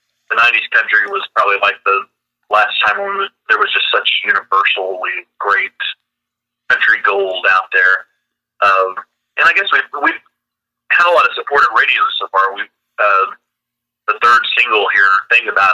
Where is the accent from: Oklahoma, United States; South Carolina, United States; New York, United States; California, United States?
Oklahoma, United States; Tulsa; I grew up in Tulsa